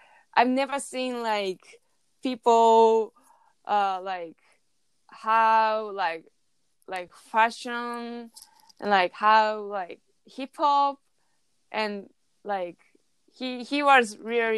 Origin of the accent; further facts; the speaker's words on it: Chiba, Japan; English is a second language; moved away; Chiba City, my hometown